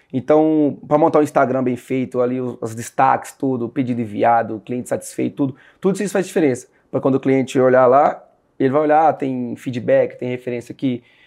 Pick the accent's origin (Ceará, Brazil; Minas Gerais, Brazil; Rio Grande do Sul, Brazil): Minas Gerais, Brazil; Sete Lagoas; now in Marília, Brazil; eu sou de Sete Lagoas, Minas Gerais. Hoje eu moro em São Paulo